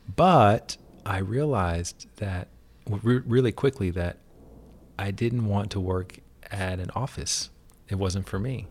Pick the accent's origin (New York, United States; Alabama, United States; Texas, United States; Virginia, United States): Alabama, United States; moved away; I grew up in Alabama